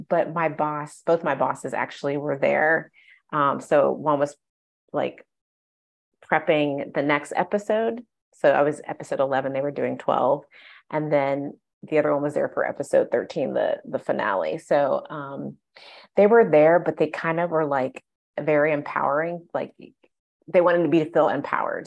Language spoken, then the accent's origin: English; Ohio, United States; moved away as an adult; now in Los Angeles, United States; I'm from the Midwest. I'm from Ohio.